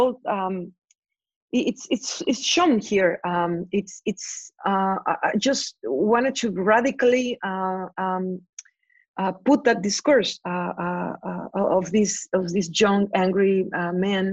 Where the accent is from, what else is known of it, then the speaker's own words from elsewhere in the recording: Veracruz, Mexico; growing up in Veracruz in the 90s